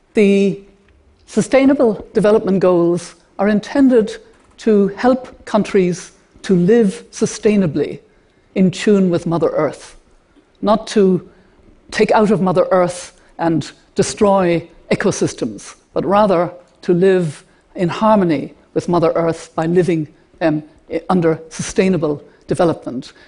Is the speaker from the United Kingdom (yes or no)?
no; Ireland; an Irish grandmother to have five grandchildren